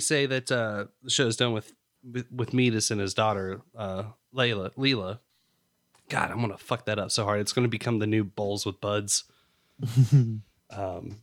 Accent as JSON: {"language": "English", "region": "North Carolina", "country": "United States", "moved": "yes", "said": "I'm from North Carolina originally."}